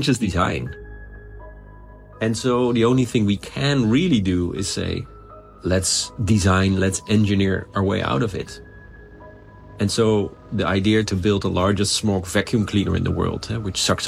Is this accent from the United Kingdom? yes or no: no; Netherlands; I'm from the Netherlands, eh? So we live under sea level